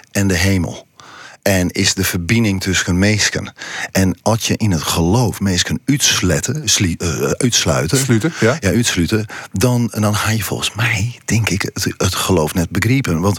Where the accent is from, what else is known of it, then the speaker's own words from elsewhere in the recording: Friesland, Netherlands; Het is verbinding maar wij zijn Friesen, wij zijn Grutske op. En, en, en ja, trots op waar wij binnen.